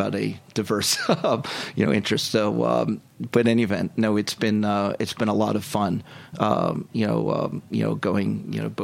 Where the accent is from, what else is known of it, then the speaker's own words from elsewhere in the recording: Haddonfield, New Jersey, United States; my hometown is Haddonfield, New Jersey